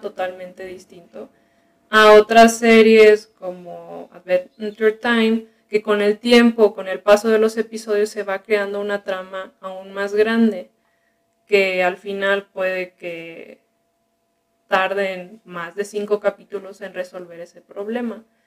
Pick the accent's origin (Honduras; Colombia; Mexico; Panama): Mexico; Guadalajara, Jalisco; also born or lived in Culiacán, Sinaloa; originalmente soy de Sinaloa. soy de, de la capital, de Culiacán. Y de pequeño nos venimos acá a, a Guadalajara, así que mi educación y así la he tenido aquí en la ciudad